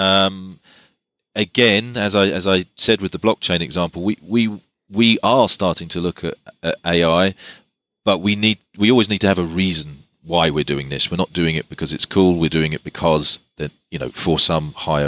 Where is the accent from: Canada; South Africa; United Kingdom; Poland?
United Kingdom; England; I'm English